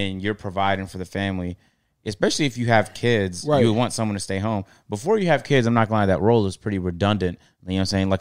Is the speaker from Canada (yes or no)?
yes; Canada